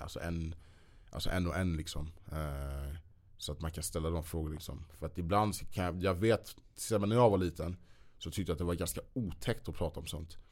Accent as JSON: {"language": "Swedish", "country": "Sweden", "said": "vi svenskar"}